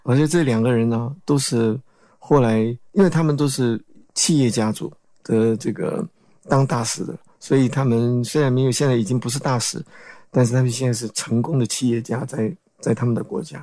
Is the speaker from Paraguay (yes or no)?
yes; Paraguay; now in Taiwan; 九岁去了那边